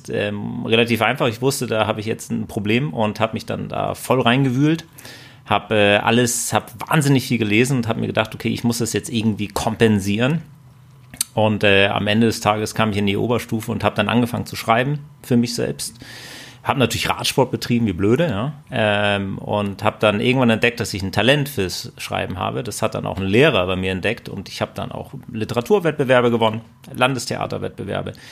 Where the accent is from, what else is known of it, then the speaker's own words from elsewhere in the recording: Husum, Schleswig-Holstein, Germany; ich komme nicht aus Bayern, sondern aus Husum und da blieb relativ wenig übrig, was man so an Sport machen kann.